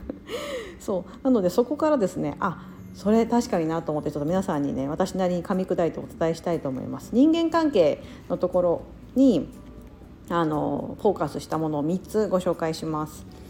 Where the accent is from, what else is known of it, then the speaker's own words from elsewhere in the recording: Osaka, Japan; moved away; 大阪出身、関西出身の人だから